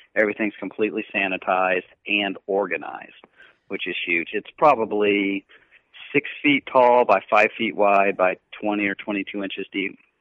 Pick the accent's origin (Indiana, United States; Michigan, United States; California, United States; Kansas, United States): Kansas, United States; I grew up in Kansas